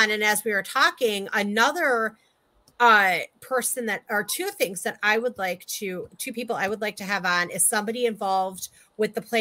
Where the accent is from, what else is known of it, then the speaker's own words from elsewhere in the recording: Chicago, Illinois, United States; I'm from Chicago. Chicagoans don't have filters.